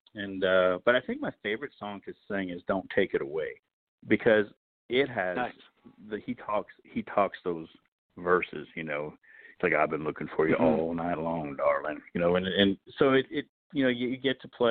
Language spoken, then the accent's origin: English; Sudbury, Ontario, Canada; moved away as an adult; now in Nashville, United States; my hometown in Sudbury